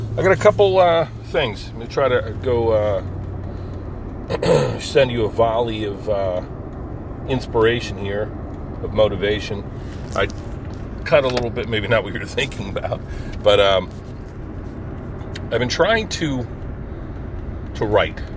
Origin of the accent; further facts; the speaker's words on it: Pine Barrens, New Jersey, United States; one of my favorite places growing up in the Pine Barrens was a local park, a Pine Barren reserve called Double Trouble State Park